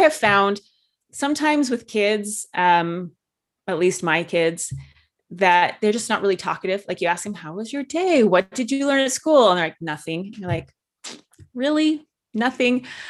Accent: Utah, United States; I grew up in Utah, which is very, there's a lot of Orthodox, uh, religious people here

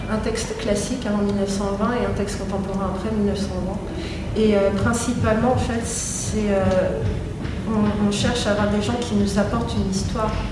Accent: France; also born or lived in Paris; je suis française, parce que je suis fille de musicien

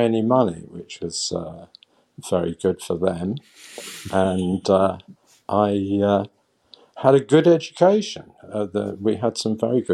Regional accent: London, United Kingdom; born in a suburb of northwest London at the tail end of the Second World War

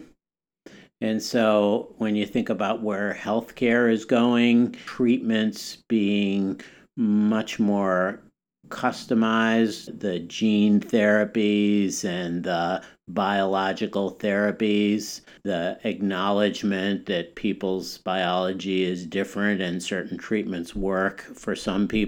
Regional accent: Wisconsin, United States; moved away; when I was growing up in Wisconsin

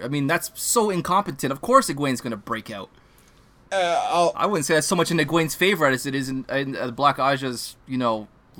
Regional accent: Canada; I'll say this as a Canadian

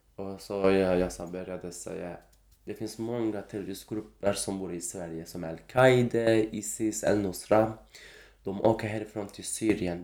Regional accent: Kurdistan, Turkey; Swedish is a second language; moved away as an adult; now in Sweden; jag är som en kurd, kurdisk kille

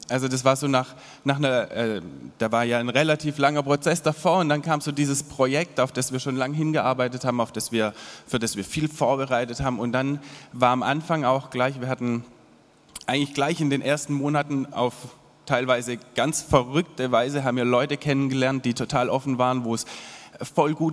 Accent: Monakam, Baden-Württemberg, Germany; Ich bin zwar in Monakam aufgewachsen, was ja irgendwie ja, ich habe schon so mein Dorfkinderleben genossen, so am Wald und im Wald, viel im Wald auch.

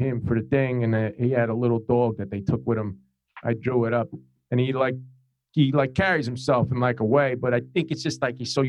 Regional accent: New Jersey, United States; We're both from New Jersey.

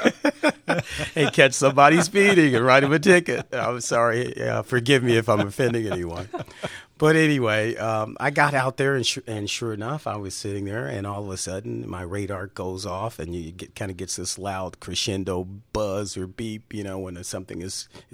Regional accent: Chicago, Illinois, United States; I was born on the south side of Chicago. I said, I'm from Chicago.

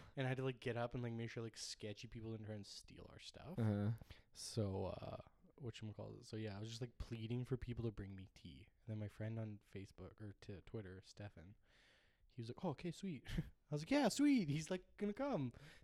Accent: Ireland; I'm Irish, okay, that is tea.

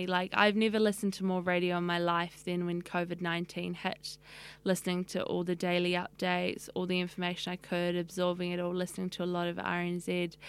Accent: Wellington, New Zealand; also born or lived in Auckland / Lower Hutt; I moved a little bit between Wellington, lived in Auckland for a year, but mostly in Wellington and Lower Hutt with my whānau.

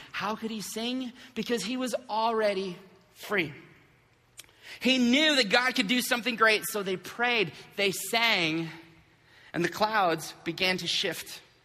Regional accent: Flint, Michigan, United States; when we were kids, uh, growing up in Flint

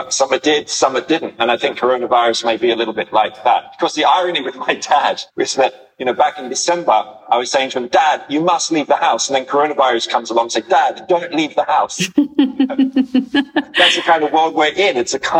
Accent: Sydney, New South Wales, Australia; I'm from Sydney

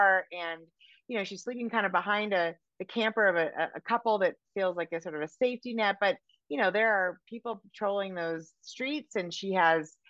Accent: San Francisco, California, United States; now in Montana, United States; I'm from San Francisco originally

